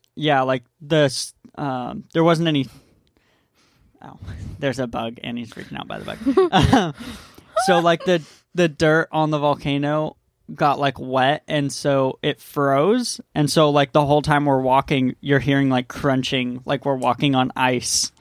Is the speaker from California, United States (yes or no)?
yes; San Diego, California, United States; moved away as an adult; now in Maui, United States; We grew up in East County.